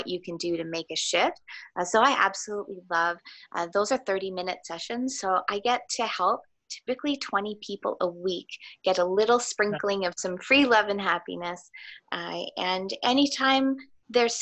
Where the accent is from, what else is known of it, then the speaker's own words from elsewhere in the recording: Thornhill, Ontario, Canada; also born or lived in Richmond Hill; I grew up in Thornhill. And I attended school both in Thornhill and Richmond Hill